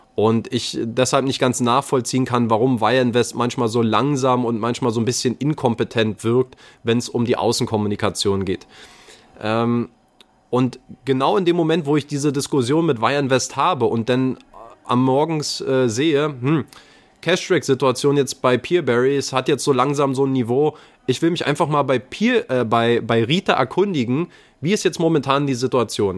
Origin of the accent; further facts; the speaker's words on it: Berlin, Germany; als Berliner naturell